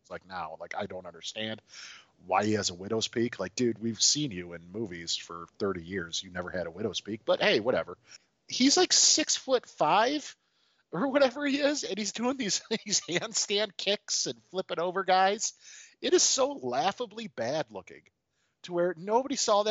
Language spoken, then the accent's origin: English; Detroit, Michigan, United States; Grew up right around Detroit on the outskirts.